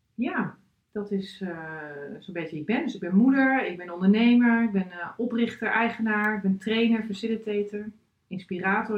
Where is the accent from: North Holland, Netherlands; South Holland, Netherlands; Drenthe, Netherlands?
Drenthe, Netherlands; moved away as an adult; also born or lived in Groningen / United States; Ik ben geboren getogen in Drenthe.